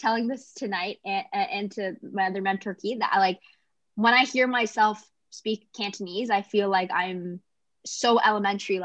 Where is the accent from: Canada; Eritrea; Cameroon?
Canada; also born or lived in Kingston / Toronto; I was born in Canada